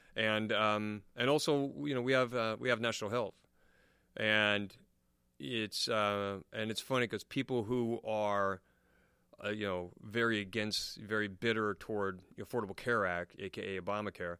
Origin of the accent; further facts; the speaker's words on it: United States; now in England, United Kingdom; I'm American